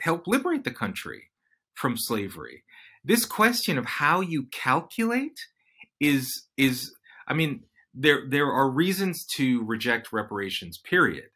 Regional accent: London, United Kingdom; now in United States; I was born in London to Jamaican parents, and we emigrated, you know, to the United States.

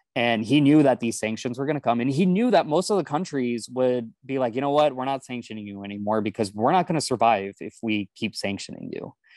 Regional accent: Houston, Texas, United States; I grew up in Houston

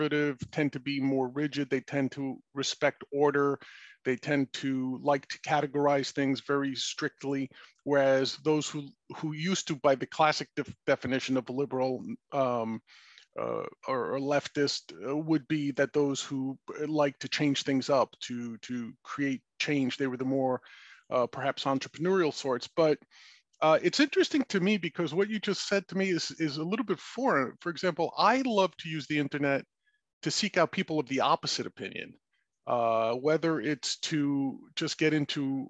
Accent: New York City, New York, United States; I grew up in New York City

